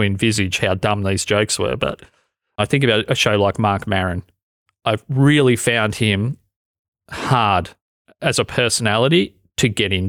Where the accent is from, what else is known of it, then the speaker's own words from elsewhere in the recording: Australia; accent: Australian; and my Australian accent, to be honest, it's changed over the last 10 years because I've spent so long talking onto a microphone, so much time.